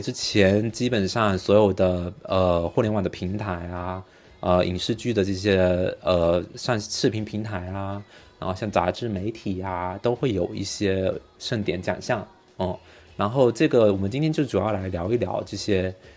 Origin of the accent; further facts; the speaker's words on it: China; 我们中国人